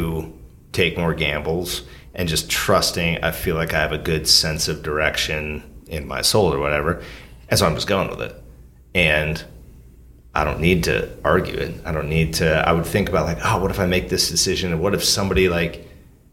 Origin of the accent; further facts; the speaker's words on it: Alaska, United States; moved away; also born or lived in Portland; I'm from Alaska. Like, we don't go to therapists